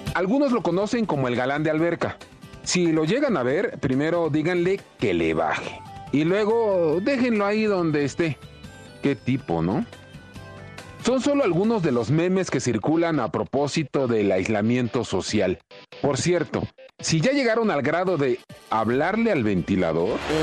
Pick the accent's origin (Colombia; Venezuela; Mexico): Mexico; como somos los mexicanos